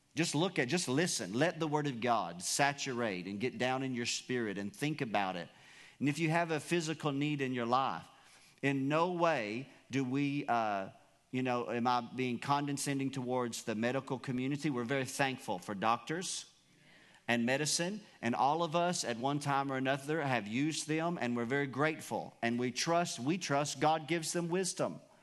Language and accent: English; United States; You and I, as American citizens